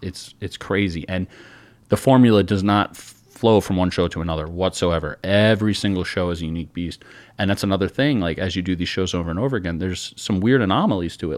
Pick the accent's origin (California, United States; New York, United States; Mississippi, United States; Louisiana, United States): New York, United States; we're from New York